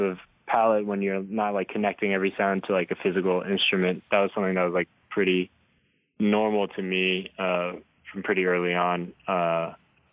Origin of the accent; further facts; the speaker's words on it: Hong Kong; moved away; growing up in Hong Kong